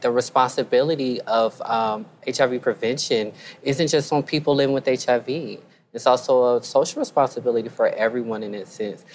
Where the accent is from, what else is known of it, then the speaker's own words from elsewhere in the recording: the Carolinas, United States; I'm from the South too. I'm from mm. the Carolinas